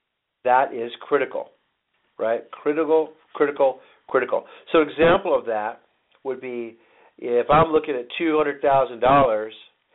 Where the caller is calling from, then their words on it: Phoenix, Arizona, United States; I'm calling out from Phoenix today